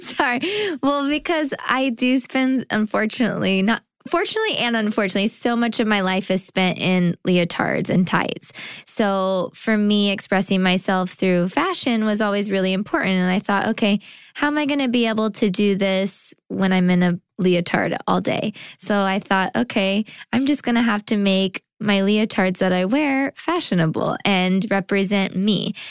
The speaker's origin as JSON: {"language": "English", "region": "California", "country": "United States", "tie": "born or raised there", "moved": "yes", "lives_now": "New York, United States", "said": "I did lots of T V and commercials and things like that growing up in California."}